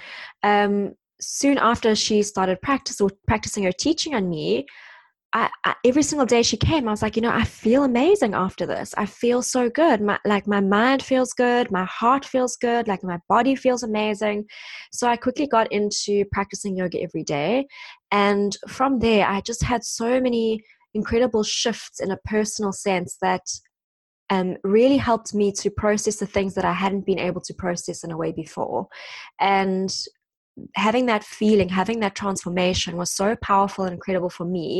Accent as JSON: {"language": "English", "country": "South Africa", "moved": "as an adult", "lives_now": "London, United Kingdom", "said": "I'm South African and I've been in London now for the past 7 years almost"}